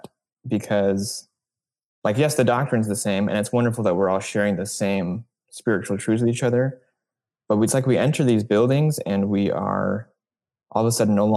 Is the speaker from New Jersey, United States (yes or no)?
no; Northeast Texas, United States; moved away as an adult; also born or lived in Utah; now in New York City, United States; I am originally from Texas, Northeast Texas